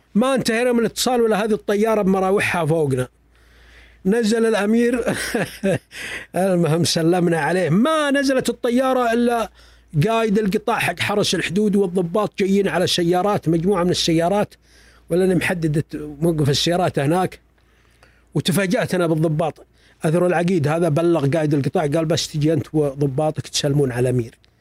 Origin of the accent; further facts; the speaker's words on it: Saudi Arabia; أنا ابن البلد هذا